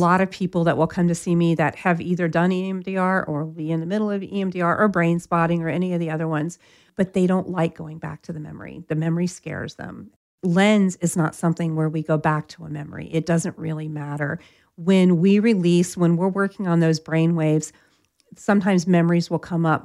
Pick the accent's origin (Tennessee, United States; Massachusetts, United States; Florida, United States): Florida, United States; I'm from Florida